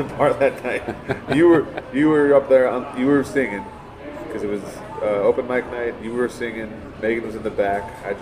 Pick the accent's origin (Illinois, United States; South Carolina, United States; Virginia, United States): Illinois, United States; Southern; also born or lived in Los Angeles; now in Chicago, United States; We're both originally from Southern Illinois.